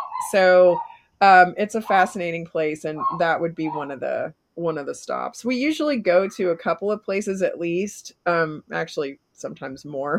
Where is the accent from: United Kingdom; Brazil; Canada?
Canada; born there; I was born in Canada.